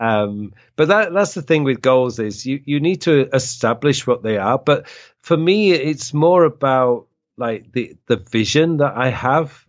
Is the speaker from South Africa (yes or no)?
no; England, United Kingdom; now in Korea; we're all from England